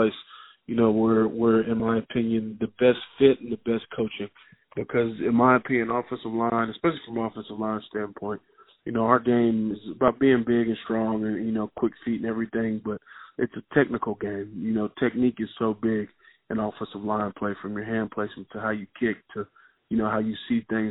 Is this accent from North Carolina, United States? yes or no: yes; Charlotte, North Carolina, United States; I grew up in Charlotte, North Carolina